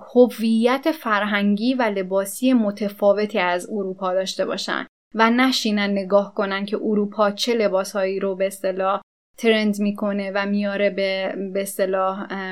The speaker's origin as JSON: {"language": "Persian", "country": "Iran", "said": "ما ایرانیم"}